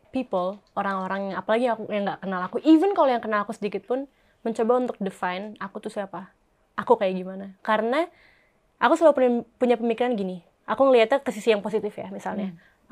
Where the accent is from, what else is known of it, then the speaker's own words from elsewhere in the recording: Bandung, West Java, Indonesia; aku orang Bandung